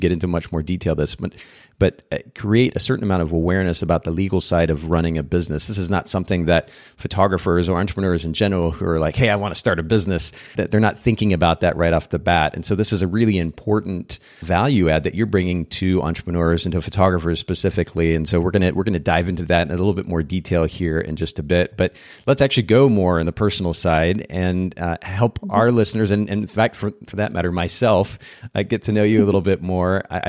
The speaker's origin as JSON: {"language": "English", "country": "Japan", "tie": "born or raised there", "said": "In fact, I grew up in Japan. I spent about 10 years of my life there."}